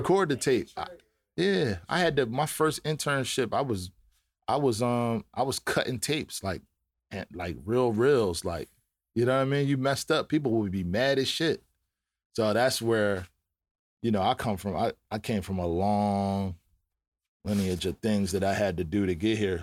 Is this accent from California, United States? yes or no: no; Philadelphia, Pennsylvania, United States; I'm from Philly